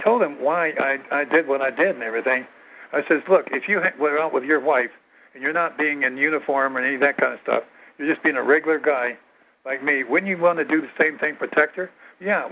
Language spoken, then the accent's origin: English; Nashville, Tennessee, United States; now in Huntsville, United States; I grew up in Nashville, Tennessee